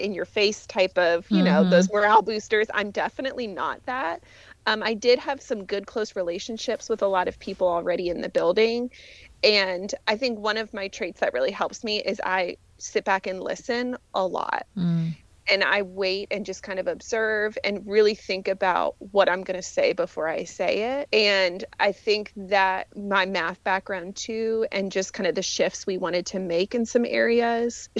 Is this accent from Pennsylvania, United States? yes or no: yes; Allentown, Pennsylvania, United States; I am originally from Allentown, Pennsylvania